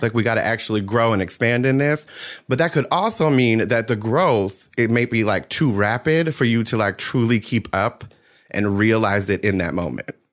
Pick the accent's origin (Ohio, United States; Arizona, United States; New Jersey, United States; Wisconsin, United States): New Jersey, United States; I grew up in South Jersey.